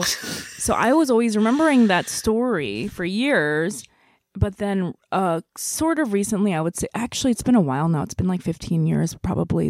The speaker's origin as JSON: {"language": "English", "country": "South Korea", "tie": "born or raised there", "moved": "yes", "said": "I grew up in Korea"}